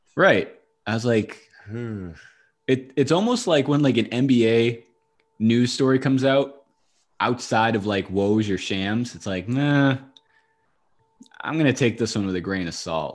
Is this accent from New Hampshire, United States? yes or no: yes; Nashua, New Hampshire, United States; I grew up in Nashua